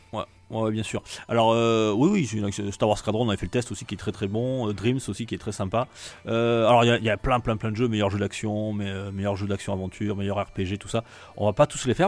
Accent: France; chez nous en France

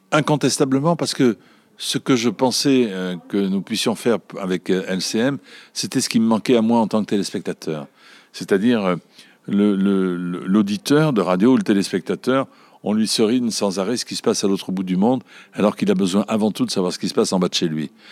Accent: Marseille, Provence-Alpes-Côte d'Azur, France; je suis Marseillais parce que j'essaie d'être le plus souvent possible à l'image de ma ville

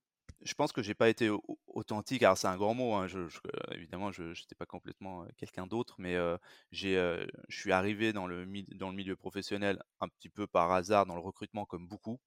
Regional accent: France; je suis français, j'ai grandi et, et vécu, b, travaillé surtout en France

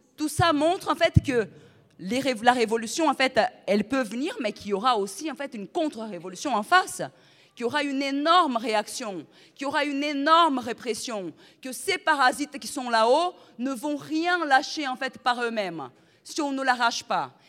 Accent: Brazil; now in France; Moi, en plus, je suis brésilienne, je ne suis pas même, pas française

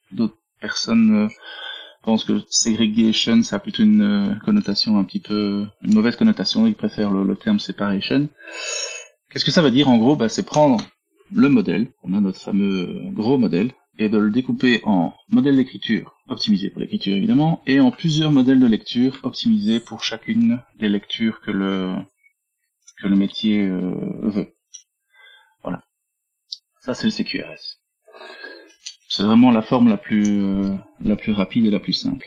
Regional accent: Belgium; accent: Belgian; je suis belge, hein. vous entendez dans l'accent.

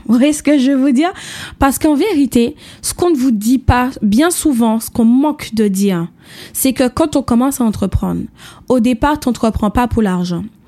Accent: Martinique; mon pays, mon île, puisque je viens de la Martinique

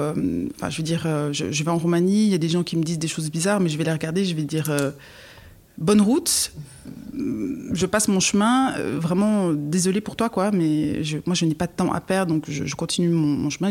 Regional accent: Fribourg, Switzerland; also born or lived in Galați, Romania; je suis aussi fribourgeoise, j'ai grandi donc en Suisse, mais je ne suis pas née en Suisse.

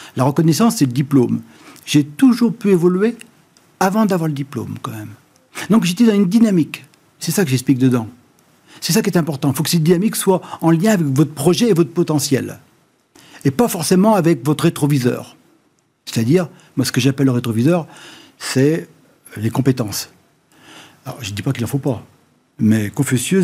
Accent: Noirmoutier-en-l'Île, Pays de la Loire, France; je viens de Normoutier

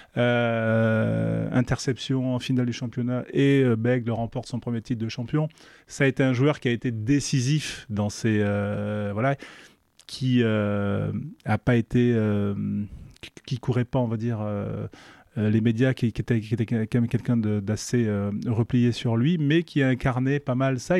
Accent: Mérignac, Nouvelle-Aquitaine, France; j'habitais en face d'un stade, c'était à Mérignac en, en banlieue bordelaise

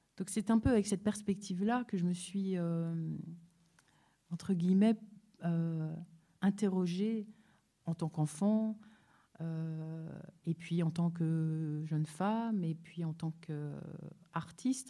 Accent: Paris, Île-de-France, France; ma vie ici en France, euh, où je suis née à Paris

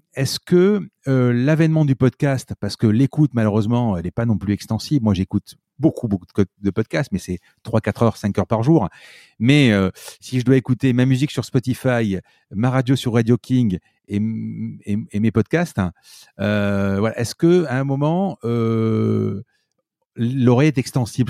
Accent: Marseille, Provence-Alpes-Côte d'Azur, France; je suis Marseillais à Marseille

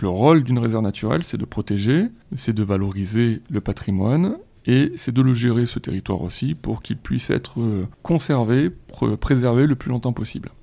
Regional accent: Vitrolles, Provence-Alpes-Côte d'Azur, France; étant un habitant de Vitrolles, enfin, j'ai passé trente ans à Vitrolles

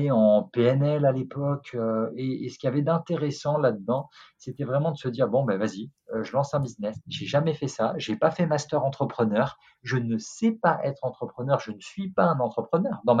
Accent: France; je te rappelle un truc, on est français, ok On est français. On a inventé l'art du flirt, on a inventé le romantisme, donc on peut faire mieux que les Américains.

